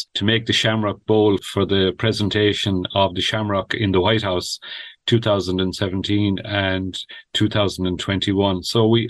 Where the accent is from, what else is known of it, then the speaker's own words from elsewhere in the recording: Ring, Munster, Ireland; I was actually born here and I grew up here in the Gaeltacht, went to school here.